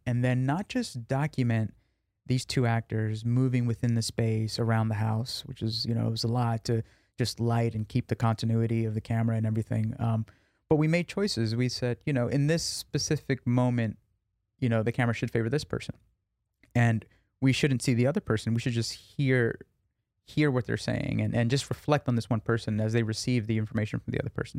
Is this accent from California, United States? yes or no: no; New York, United States; I grew up in New York.